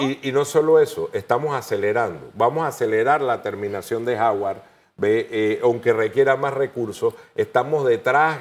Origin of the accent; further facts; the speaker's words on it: Panama; como panameños